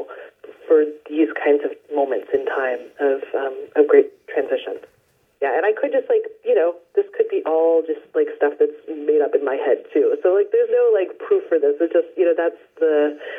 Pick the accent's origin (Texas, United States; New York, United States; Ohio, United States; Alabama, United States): Ohio, United States; now in Northern California, United States; I was born in Ohio